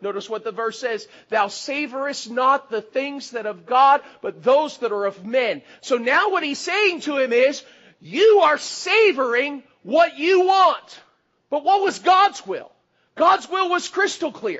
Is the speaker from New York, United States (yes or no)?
no; South Florida, United States; moved away; I grew up in South Florida.